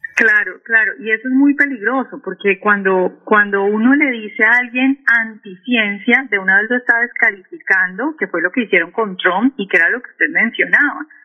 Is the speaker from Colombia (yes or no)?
yes; Cali, Valle del Cauca, Colombia; now in Washington, D.C., United States; Yo soy caleña